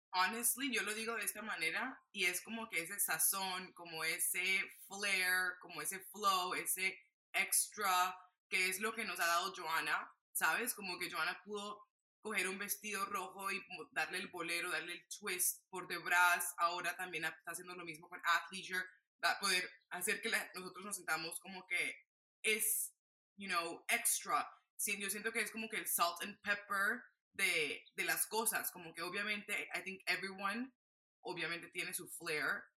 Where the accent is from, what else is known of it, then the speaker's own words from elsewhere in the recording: Barranquilla, Atlántico, Colombia; moved away; me fui a Barranquilla, Colombia, de donde yo soy